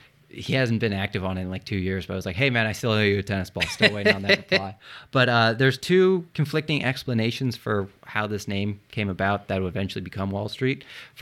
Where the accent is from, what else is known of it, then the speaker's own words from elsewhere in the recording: Philadelphia, Pennsylvania, United States; I'm from Philly.